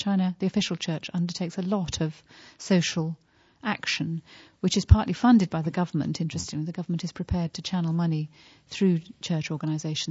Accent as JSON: {"language": "English", "country": "United Kingdom", "said": "as a British person"}